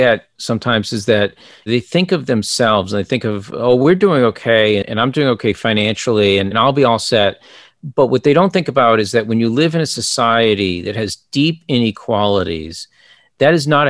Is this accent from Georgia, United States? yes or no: no; Boston, Massachusetts, United States; I grew up in Greater Boston